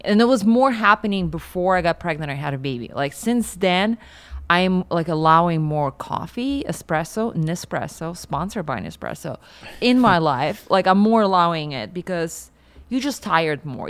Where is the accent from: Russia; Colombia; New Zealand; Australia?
Russia; Siberia; moved away; I grew up in Siberia